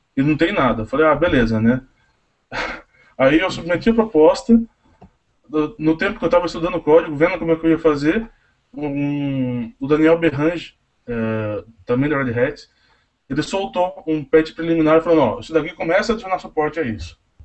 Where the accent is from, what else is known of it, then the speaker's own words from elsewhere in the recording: Tatuí, São Paulo, Brazil; eu sou de Tatuí